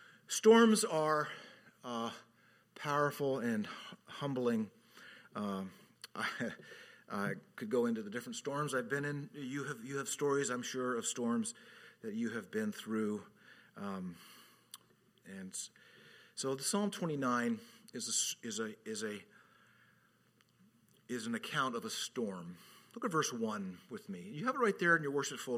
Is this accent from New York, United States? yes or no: no; Southern California, United States; moved away; also born or lived in Orlando, Florida; I grew up in Southern California